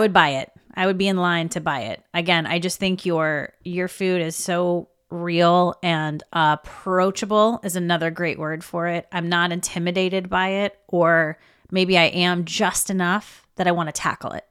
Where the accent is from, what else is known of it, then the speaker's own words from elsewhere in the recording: the South, United States; I was raised in the South